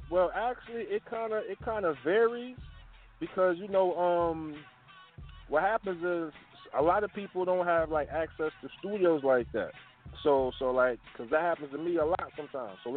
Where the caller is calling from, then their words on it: Brooklyn, New York, United States; Oh, I'm calling from um, I'm calling from Brooklyn, New York.